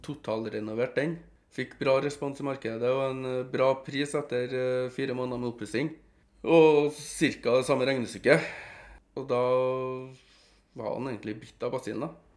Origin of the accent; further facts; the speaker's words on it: Trondheim, Trøndelag, Norway; Jeg kommer jo fra Ranheim-sida i Trondheim